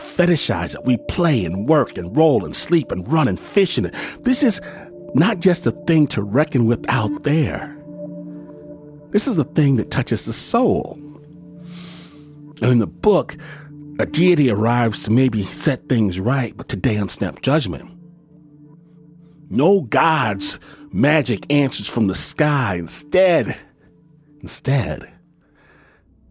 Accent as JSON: {"language": "English", "region": "Michigan", "country": "United States", "tie": "born or raised there", "moved": "yes", "said": "I'm from Michigan, and this is a real thing in places I grew up."}